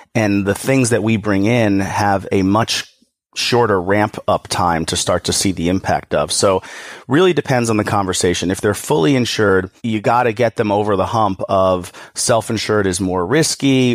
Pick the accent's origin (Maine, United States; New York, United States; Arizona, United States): New York, United States; I'm from New York.